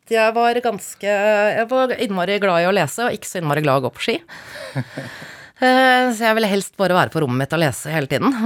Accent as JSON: {"language": "Norwegian", "region": "Oslo", "country": "Norway", "tie": "born or raised there", "said": "Jeg er fra Ekeberg, Klambergseter, Røa Jeg har flyttet 30 ganger."}